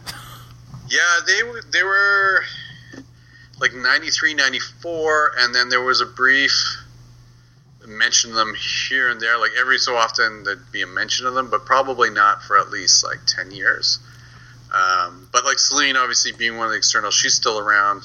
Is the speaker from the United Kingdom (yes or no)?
no; Canada; I'm Canadian